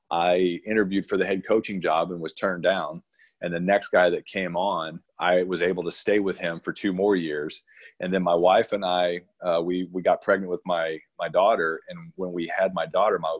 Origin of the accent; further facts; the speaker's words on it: Missouri, United States; moved away as an adult; also born or lived in New Mexico; now in Irvine, United States; I grew up in Missouri